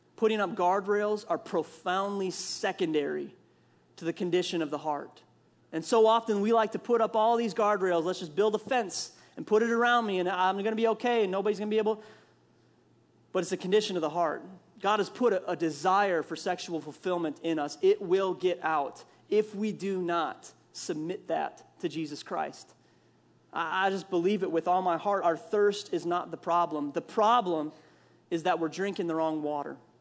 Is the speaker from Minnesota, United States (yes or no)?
yes; Minnesota, United States; accent: Minnesota; growing up in Minnesota, we call it pop